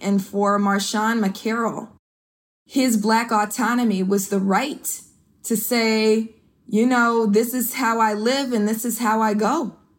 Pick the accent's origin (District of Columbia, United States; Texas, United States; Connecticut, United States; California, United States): California, United States; Oakland; I'm from East Oakland, California